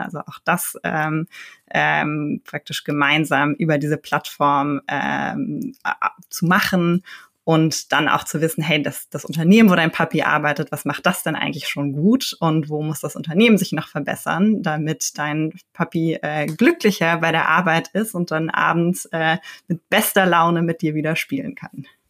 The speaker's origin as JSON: {"language": "German", "region": "Berlin", "country": "Germany", "tie": "born or raised there", "said": "Ich bin in Berlin geboren und aufgewachsen"}